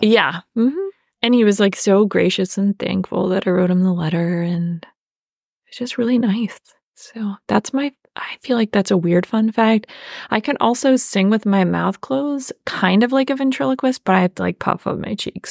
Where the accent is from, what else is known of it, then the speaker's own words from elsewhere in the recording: Apollo, Pennsylvania, United States; moved away; I am from Apollo area. And if you're familiar with Western Pennsylvania, it is a, again, suburb of a suburb